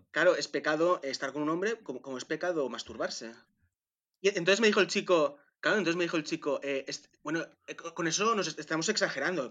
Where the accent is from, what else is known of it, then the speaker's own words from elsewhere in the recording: Manresa, Catalonia, Spain; nací en, en Manresa